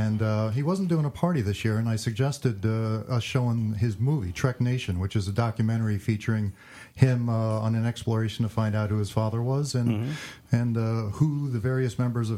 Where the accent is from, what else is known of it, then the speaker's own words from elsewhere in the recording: Orange County, New York, United States; moved away as an adult; now in San Diego, United States; About 60 miles northwest in New York City in Orange County, right on the Hudson River.